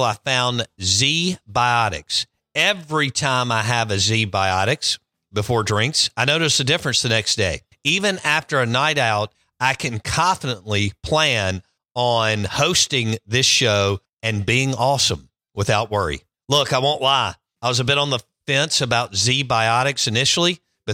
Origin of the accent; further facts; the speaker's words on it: Jackson, Mississippi, United States; I grew up on Pinehurst, half a mile from here